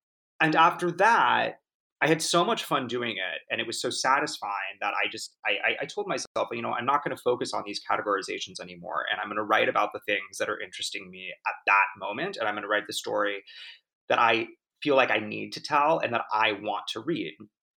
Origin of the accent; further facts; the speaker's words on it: Laguna Beach, California, United States; You know, I grew up in Orange County in Laguna Beach, and, you know, was sort of surrounded by a lot of, you know, mothers driving white Range Rovers and that sort of thing.